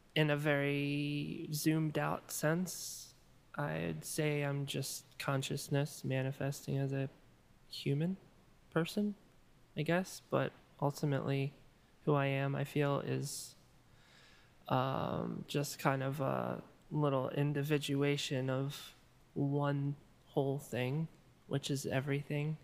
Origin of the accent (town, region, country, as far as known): Maryland, United States; born or raised there; moved away as an adult; also born or lived in Chicago